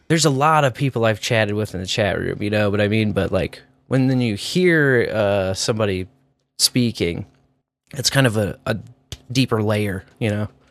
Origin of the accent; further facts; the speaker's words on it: Kearney, Missouri, United States; I'm from Kearney